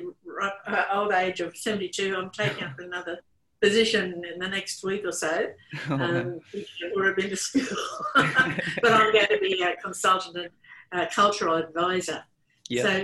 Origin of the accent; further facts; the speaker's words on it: Gladstone, Queensland, Australia; now in Woorabinda, Australia; where I am living at the moment, I'm from Gladstone, but in Warrabindo